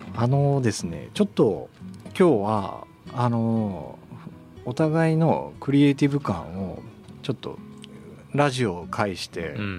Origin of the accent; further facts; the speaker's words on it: Kitakyushu, Fukuoka, Japan; 僕はあの門司 区出身で